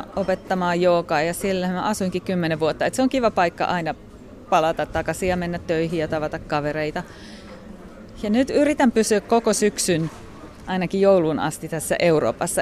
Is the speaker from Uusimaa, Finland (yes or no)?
no; Kotka, Kymenlaakso, Finland; moved away as an adult; also born or lived in London / India / Switzerland / Southeast Asia; mun elämän ensimmäiset 20 vuotta Suomessa